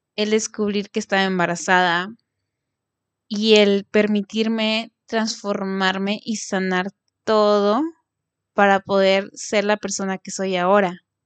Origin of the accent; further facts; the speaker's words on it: Mexico; Soy mexicana